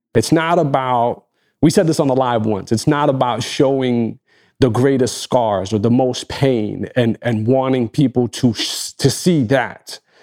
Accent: Egypt; first language Arabic; English is a second language; in my native language, as, as someone from Egypt

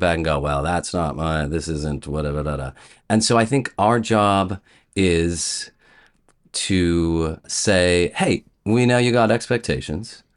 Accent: Columbus, Ohio, United States; moved away as an adult; also born or lived in Chicago; I grew up in Columbus, and I went to a, an all-boys Catholic prep school

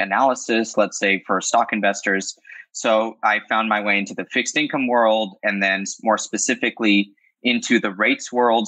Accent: Los Angeles, California, United States; I'm born and raised

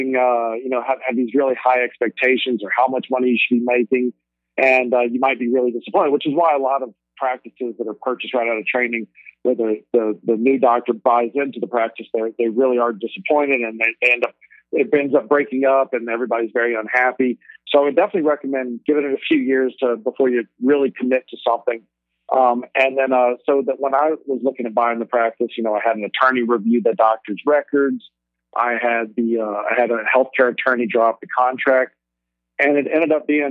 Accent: Alexandria, Louisiana, United States; moved away as an adult; also born or lived in Baton Rouge, Louisiana / Cleveland; now in San Francisco, United States; I'm originally from Alexandria, Louisiana

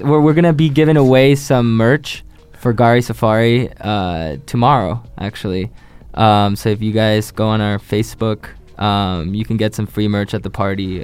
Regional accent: Chile; moved away; I, am from Chile, so I moved here years ago, like 16 years ago

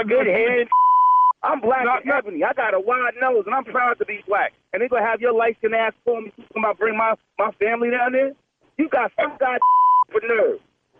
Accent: Memphis, Tennessee, United States; Yeah, born and raised in Tennessee.

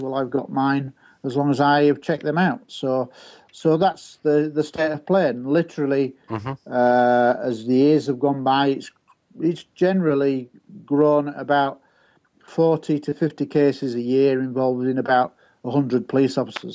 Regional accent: Scunthorpe, Yorkshire and the Humber, United Kingdom; my hometown of Scunthorpe

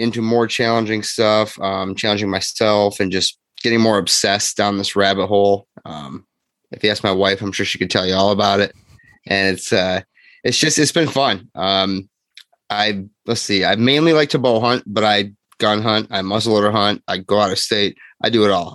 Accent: Grand Haven, Michigan, United States; I am 34, Michigan resident, lived here my whole life. Grew up in Grand Haven

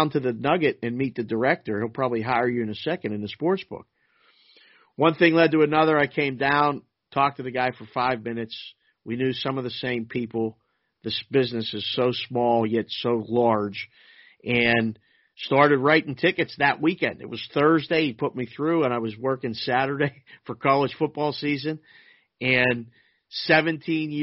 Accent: Pittsburgh, Pennsylvania, United States; moved away as an adult; also born or lived in Curacao; I was born and raised in Pittsburgh, Pennsylvania

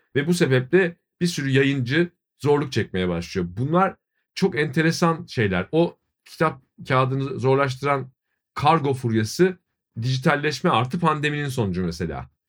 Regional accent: Ankara, Turkey; now in Istanbul, Turkey; Kerem de ben de Ankara doğumluyuz

